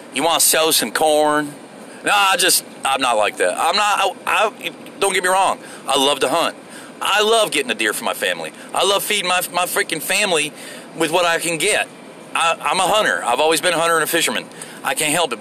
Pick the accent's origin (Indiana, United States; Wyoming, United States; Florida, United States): Florida, United States; moved away; I'm from Florida